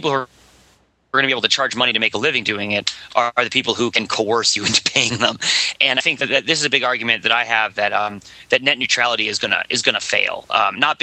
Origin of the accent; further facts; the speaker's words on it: Boston, Massachusetts, United States; I'm from Boston